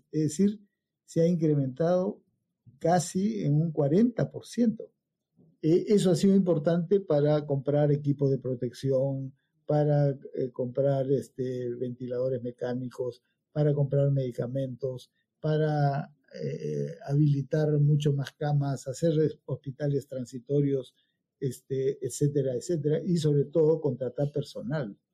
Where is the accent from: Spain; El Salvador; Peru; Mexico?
Peru; Pucallpa, Ucayali; born there; Yo nací en Pucallpa porque mi padre estaba destacado por allá, mi madre era de, Loreto, se conocieron allá, se casaron y, todos hemos nacido en, ese deambular de ciudades en ciudades.